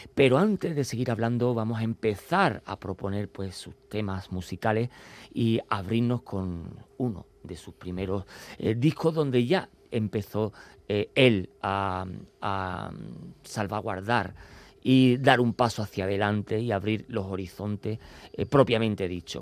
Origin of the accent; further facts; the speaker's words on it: Andalusia, Spain; accent: Andalusian; moved away; nuestro acento, nuestro dialecto y nuestra habla andaluz